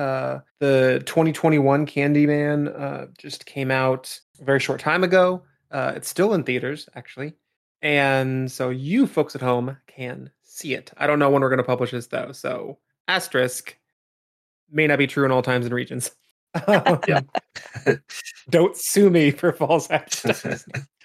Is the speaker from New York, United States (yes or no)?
no; Washington, United States; I grew up in Washington